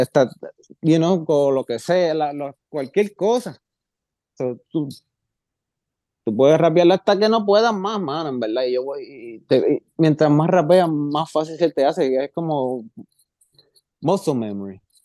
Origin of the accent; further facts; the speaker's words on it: Puerto Rico; moved away; also born or lived in Jacksonville, Florida; yo fui de Puerto Rico a Jacksonville, Florida